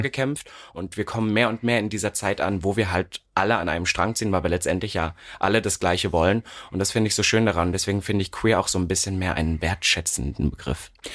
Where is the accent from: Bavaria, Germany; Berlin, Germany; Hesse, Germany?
Berlin, Germany; ich komme aus Berlin jetzt, wo man denkt, oh, das ist ja nun die offenste Stadt Deutschlands